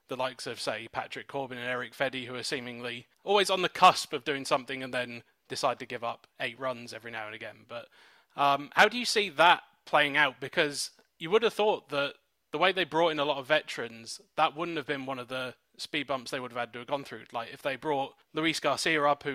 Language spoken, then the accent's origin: English; England, United Kingdom; moved away as an adult; now in United States; as you can probably tell from my accent, I'm from England.